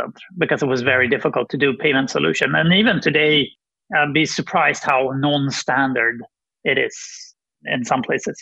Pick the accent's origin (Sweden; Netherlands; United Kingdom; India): Sweden; I'm from Sweden